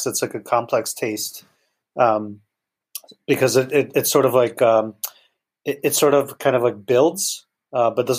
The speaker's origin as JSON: {"language": "English", "town": "New York City", "region": "New York", "country": "United States", "tie": "born or raised there", "also_born_or_lived": "Chernivtsi, Ukraine", "said": "I grew up in New York. Yes. I'm originally born in Ukraine, but I grew up in New York"}